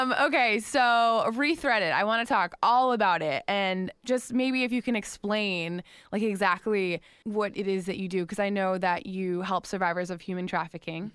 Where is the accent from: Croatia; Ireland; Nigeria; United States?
United States; West Palm Beach, Florida; West Palm Beach